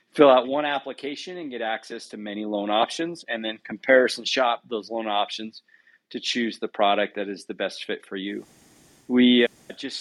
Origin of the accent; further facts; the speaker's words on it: Utah, United States; also born or lived in Southern California / South America; I grew up here in Utah